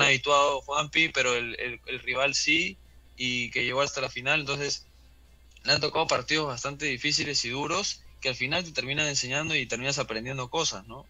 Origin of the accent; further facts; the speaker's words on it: Peru; como peruanos